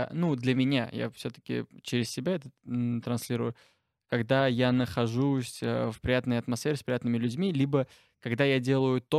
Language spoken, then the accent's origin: Russian; Armenia; now in Nizhny Novgorod, Russia; я армянин, мне 19 лет